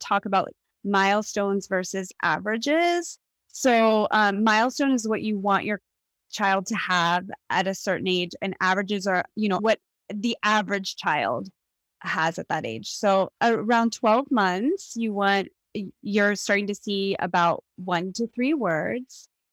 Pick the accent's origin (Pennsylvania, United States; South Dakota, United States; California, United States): Pennsylvania, United States; Pittsburgh; moved away as an adult; also born or lived in Evanston, Illinois / New York City / Los Angeles; now in Port Moody, Canada; I grew up in Pittsburgh, Pennsylvania